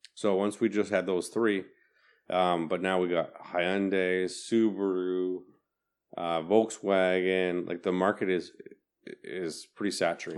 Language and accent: English; Manitoba, Canada; I'm, I'm I'm from Manitoba